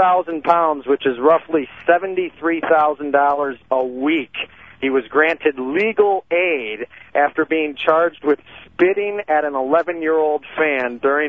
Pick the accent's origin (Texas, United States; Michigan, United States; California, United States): Michigan, United States; Detroit; also born or lived in Lansing; my hometown here in Detroit, where I'm at right now.